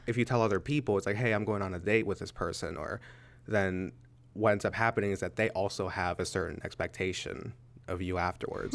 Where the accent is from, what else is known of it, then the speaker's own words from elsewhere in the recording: Pittsburgh, Pennsylvania, United States; now in Altoona, United States; I am originally from Pittsburgh, Pennsylvania. I'm currently living in Altoona